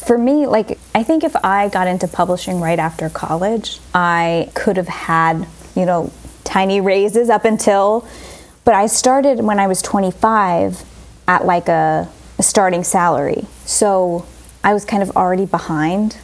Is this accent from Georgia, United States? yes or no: no; Mount Olive, New Jersey, United States; I am from Mount Olive, New Jersey